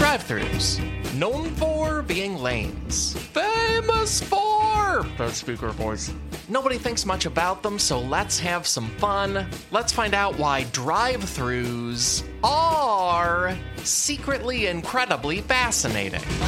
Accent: outside Chicago, Illinois, United States; I grew up outside Chicago

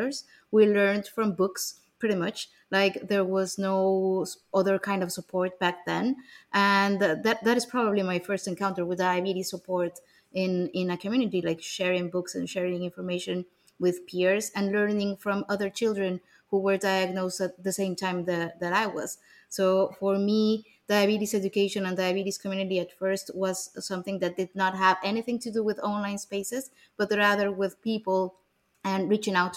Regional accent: Mexico City, Mexico; English is a second language; I was born and raised in Mexico City

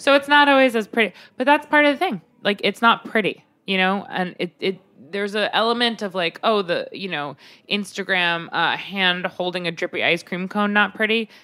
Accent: Long Island, New York, United States; I grew up on Long Island

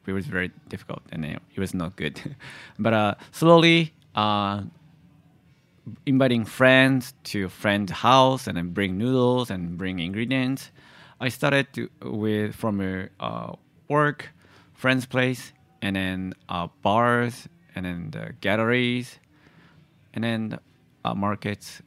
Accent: Tochigi, Japan; moved away as an adult; also born or lived in Oregon / Boston / New York; I was born and grew up in, uh, at the prefecture called the Tochigi Prefecture, which is about two hours north, north of Tokyo.

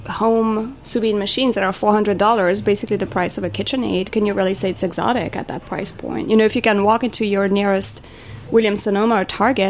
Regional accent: Switzerland; moved away; I'm from Switzerland

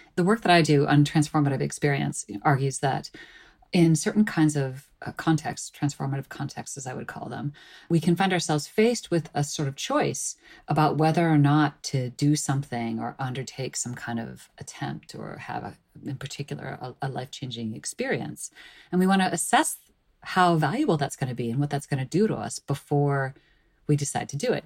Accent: suburbs of Chicago, Illinois, United States; I grew up in the suburbs of Chicago

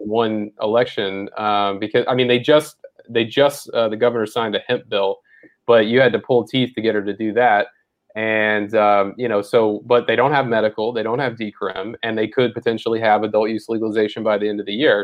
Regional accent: Mississippi, United States; I grew up in Mississippi

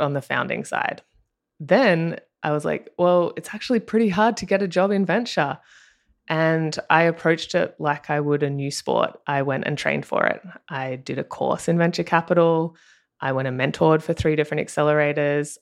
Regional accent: Australia; accent: Australian; moved away as an adult; now in Los Angeles, United States; if you can tell by my accent, I'm Australian

